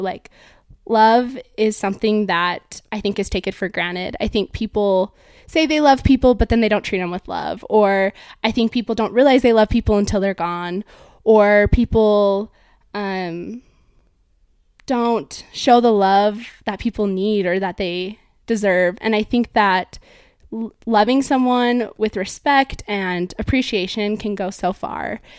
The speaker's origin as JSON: {"language": "English", "town": "Draper", "region": "Utah", "country": "United States", "tie": "born or raised there", "also_born_or_lived": "California", "said": "I was born in California, and I moved to Draper, Utah, where I grew up with my family"}